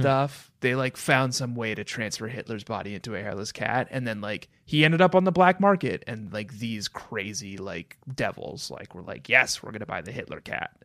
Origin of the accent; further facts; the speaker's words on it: Minnesota, United States; growing up in Minnesota